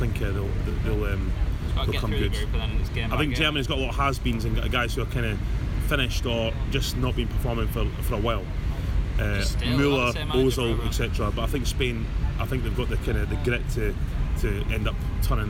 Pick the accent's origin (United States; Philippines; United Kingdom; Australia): United Kingdom; Scotland; accent: Essex; I know, it is very Essex, my accent, but I am Scottish.